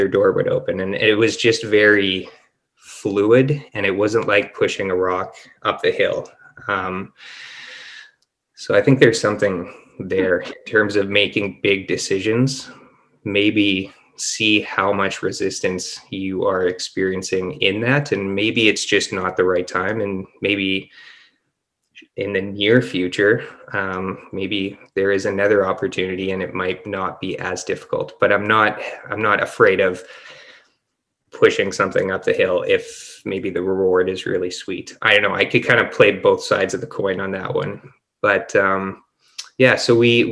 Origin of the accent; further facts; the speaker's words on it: Winnipeg, Manitoba, Canada; moved away as an adult; now in Penticton, Canada; We're both born and raised in Winnipeg, and we moved to Penticton, British Columbia